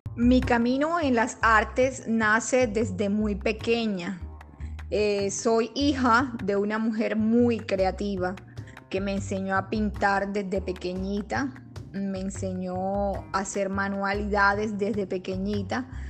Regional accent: Colombian Caribbean coast, Colombia; mi trabajo es una alegoría completamente de las costumbres de mi tierra

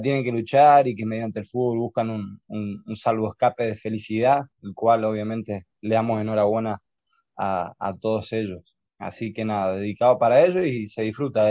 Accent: Argentina; now in Spain; como argentinos que nos tuvo que, eh, el los sueños nos tuvo que expatriar de nuestra tierra

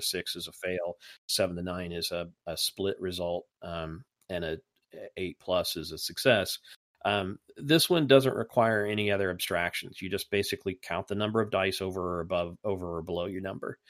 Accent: Indiana, United States; accent: Hoosier; my Hoosier accent

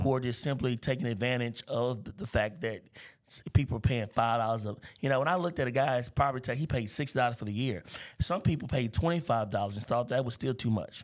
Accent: Baton Rouge, Louisiana, United States; I grew up in North Baton Rouge.

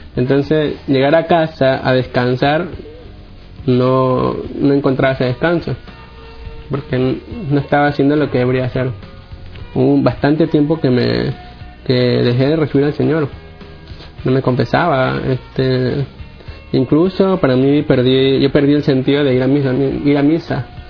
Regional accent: Guayaquil, Guayas, Ecuador; yo soy de Guayaquil, Guayaquil, Ecuador

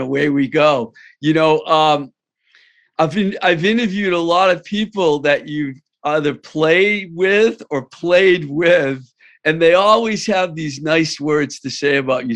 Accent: Worcester, Massachusetts, United States; I'm from Worcester

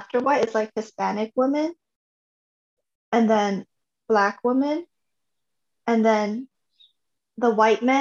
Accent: Canada; moved away

